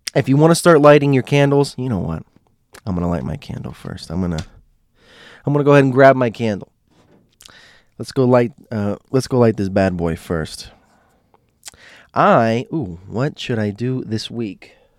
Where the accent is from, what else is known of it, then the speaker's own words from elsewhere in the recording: United States; my Americans